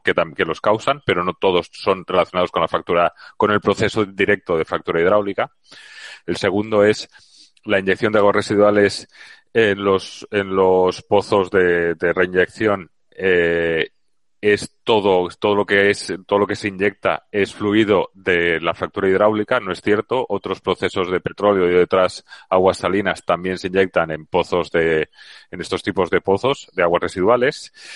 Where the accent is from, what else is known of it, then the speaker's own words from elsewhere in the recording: Valencia, Valencian Community, Spain; now in Seville, Spain; ahora estoy en Sevilla, y, pero soy de Valencia